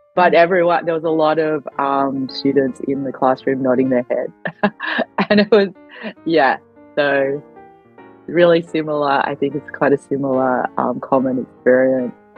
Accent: Australia; also born or lived in Adelaide, Australia; I grew up in Australia, so of course I, am Australian

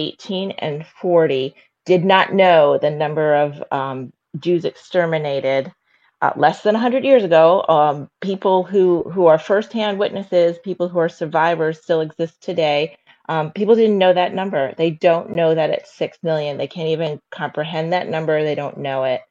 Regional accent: New York, United States; I grew up in New York

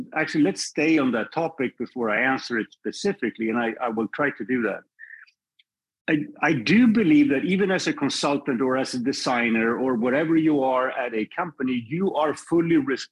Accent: Sweden; moved away as an adult; also born or lived in Paris, France; now in United States; I'm born and raised in Sweden. I spent my first 25 years there

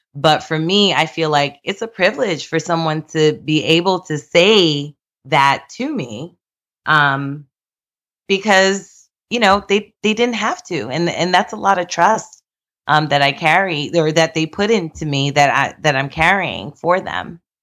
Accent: New York, United States; I'm from New York

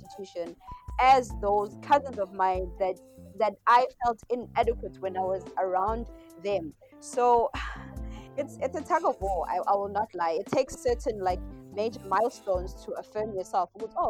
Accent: Phoenix, KwaZulu-Natal, South Africa; also born or lived in Cape Town; It was just a school in Phoenix. So that's being an Indian school.

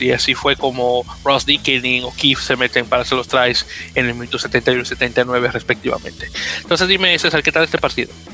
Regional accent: Dominican Republic; como buen dominicano que soy

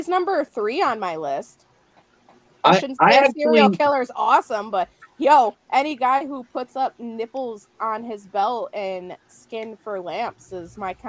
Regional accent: Midwest, United States; I'm just from the Midwest with no life.

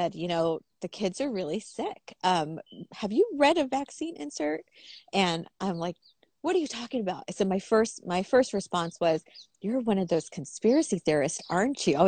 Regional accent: Stockton, California, United States; I'm from Stockton, California, and I'm a former gang member

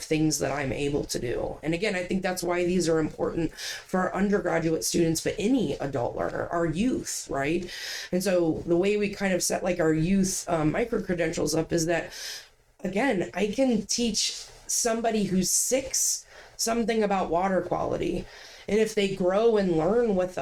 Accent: Ohio, United States; now in Maine, United States; I'm from Ohio. I was a marine science major in Ohio.

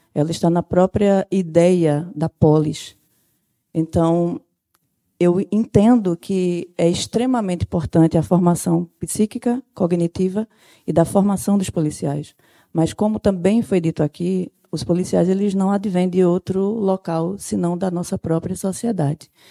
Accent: Sertão, Brazil; moved away; eu não sou daqui da capital, eu sou sertaneja

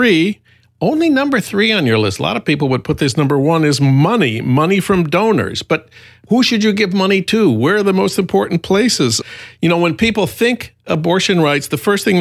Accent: Minnesota, United States; my home state of Minnesota

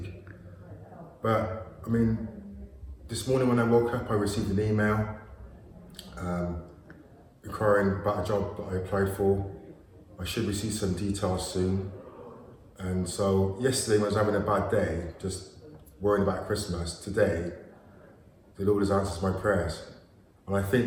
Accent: Gloucester, South West England, United Kingdom; I'm 47. I'm from Gloucester

